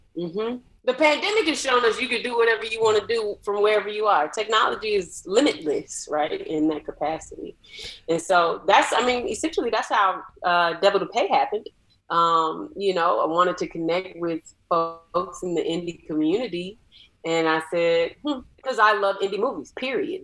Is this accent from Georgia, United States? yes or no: yes; Atlanta, Georgia, United States; I'm from Atlanta